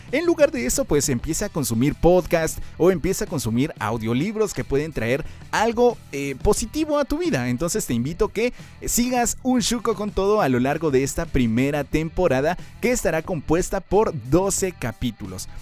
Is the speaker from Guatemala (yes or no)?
yes; Guatemala; Soy guatemalteco, chapín de corazón